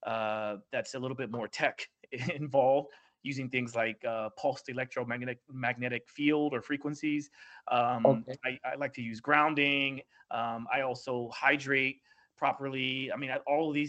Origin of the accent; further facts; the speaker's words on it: Oklahoma, United States; now in New York City, United States; I live in New York City, obviously, and I don't drive as much as I used to because I'm from Oklahoma